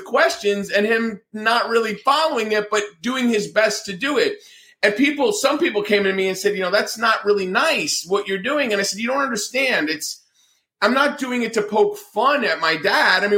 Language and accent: English; New Jersey, United States; moved away; also born or lived in Atlanta, Georgia; I'm from New Jersey. I talk with my hands. I'm Italian